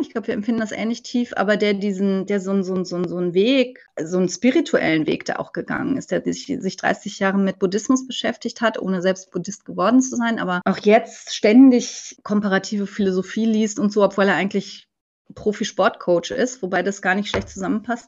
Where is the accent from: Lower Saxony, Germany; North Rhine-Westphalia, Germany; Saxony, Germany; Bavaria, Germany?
North Rhine-Westphalia, Germany; Cologne; moved away; ich bin gebürtige Kölnerin, aber ich lebe mein halbes Leben in Rheinland-Pfalz